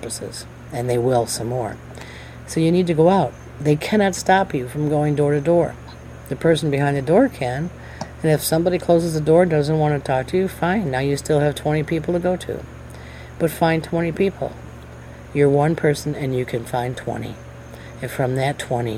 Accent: United States; as an American, as a worker, as a Marine, all the things that I am

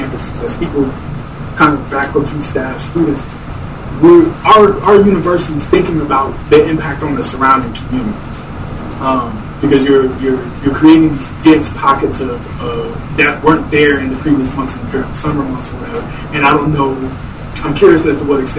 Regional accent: Georgia, United States; moved away; I grew up in Georgia

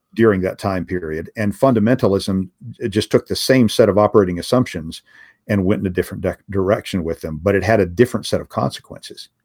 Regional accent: United States; as an American

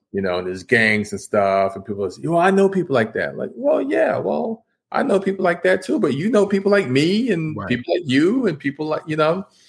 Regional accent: New York City, New York, United States; I grew up in New York City in Washington Heights. I was born in Harlem

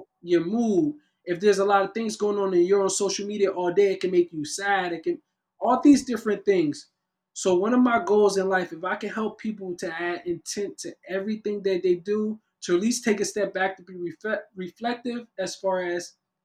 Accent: Camden, New Jersey, United States; moved away as an adult; now in Los Angeles, United States; I'm from Camden, New Jersey, currently residing in Los Angeles, California

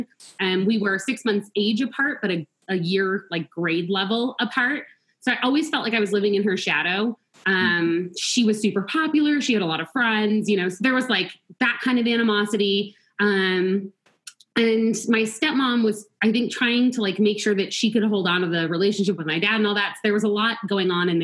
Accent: Tucson, Arizona, United States; also born or lived in Long Island, New York; As a family, we moved from all the way from New York to Arizona, to Tucson

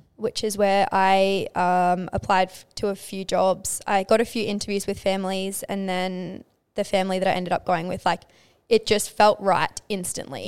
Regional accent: Townsville, Queensland, Australia; moved away as an adult; growing up in Townsville

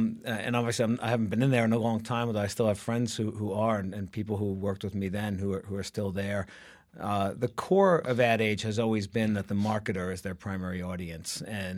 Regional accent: New York City, New York, United States; I grew up mostly in Brooklyn, New York. So I'm an original. I grew up in a parochial, mob-controlled Italian Brooklyn.

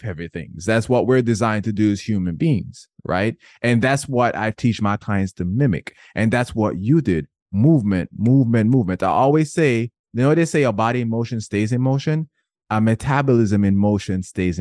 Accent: Jamaica; I'm Jamaican.

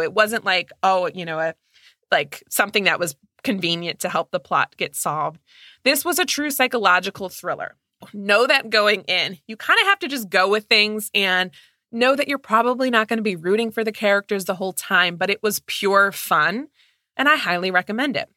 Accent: Midwest, United States

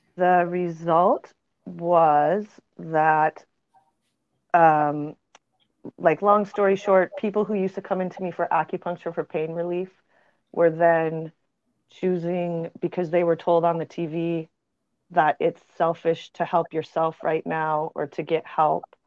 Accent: Montana, United States; moved away; also born or lived in New Mexico; I grew up in Montana

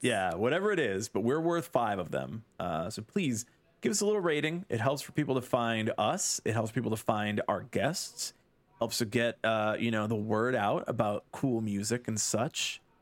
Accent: Chicago, Illinois, United States; growing up in the Chicago scene

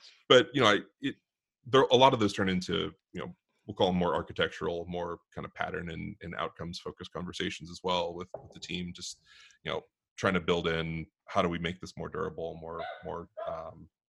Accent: Pittsburgh, Pennsylvania, United States; now in Southern California, United States; I grew up in Pittsburgh

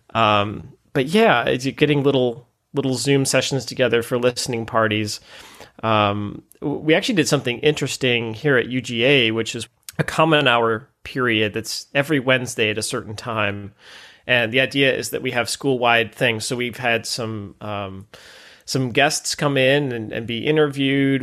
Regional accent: Ann Arbor, Michigan, United States; I grew up just outside Ann Arbor

